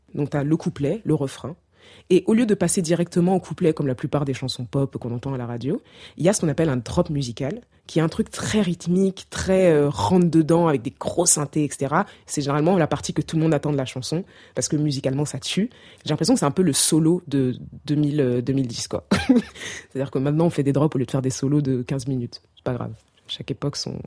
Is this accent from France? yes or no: no; Cameroon; en grandissant au Cameroun